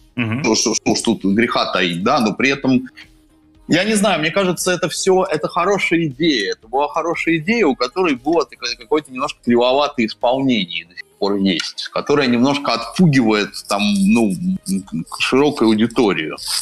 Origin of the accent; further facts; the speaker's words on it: Saint Petersburg, Russia; moved away as an adult; also born or lived in Berlin, Germany; now in Moscow, Russia; я сам из Петербурга